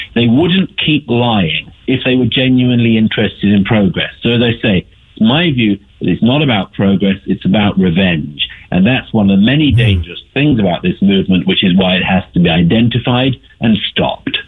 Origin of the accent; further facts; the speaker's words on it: United Kingdom; I'm from the United Kingdom, and uh, the accent's a bit of a giveaway.